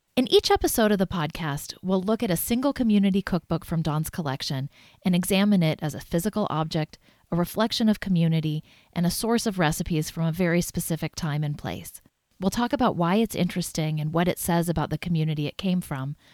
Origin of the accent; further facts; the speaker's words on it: Kansas, United States; now in Maine, United States; my home state of Kansas